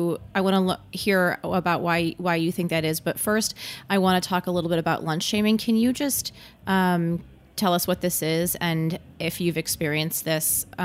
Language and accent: English; Michigan, United States; Yeah, I'm from Michigan also